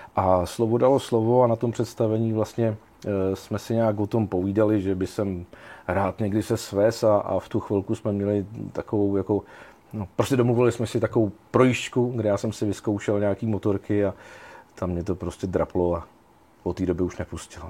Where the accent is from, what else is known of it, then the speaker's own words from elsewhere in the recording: Jistebnice, South Bohemian Region, Czechia; Já jsem původem vlastně Jihočech, eh, kousíček od tábora v Jistebnici